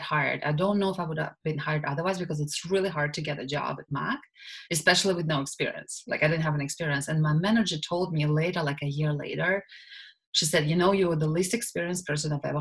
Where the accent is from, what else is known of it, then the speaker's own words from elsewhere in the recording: Russia; English is a second language; moved away as an adult; now in Canada; I'm originally from Russia, and I grew up there, and I finished law school and back home in Russia